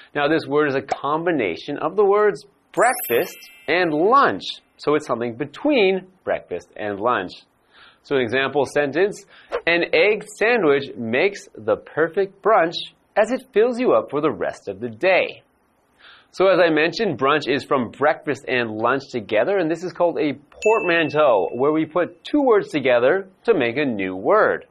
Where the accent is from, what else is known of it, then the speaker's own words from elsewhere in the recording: Vancouver, British Columbia, Canada; my hometown is Vancouver in Canada.